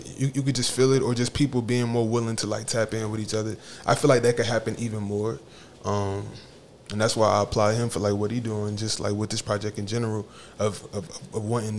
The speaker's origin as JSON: {"language": "English", "town": "Charlotte", "region": "North Carolina", "country": "United States", "tie": "born or raised there"}